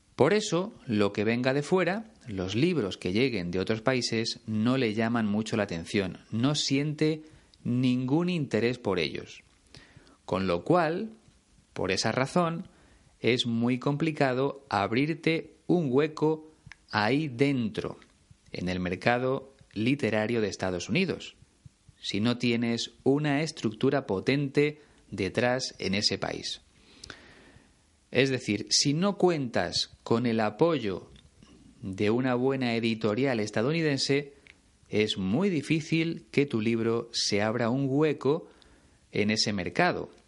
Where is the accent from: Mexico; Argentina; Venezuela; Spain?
Spain